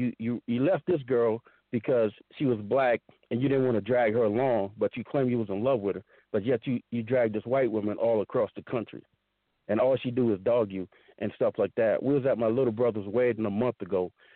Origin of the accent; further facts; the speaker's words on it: the South, United States; I grew up in the South